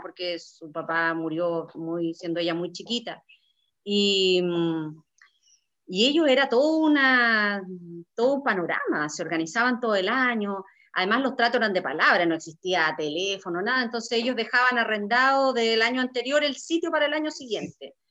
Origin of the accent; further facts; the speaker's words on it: Vallenar, Atacama, Chile; yo soy eh, nacida y criada en, Vallenar, a 660 kilómetros de, la capital al norte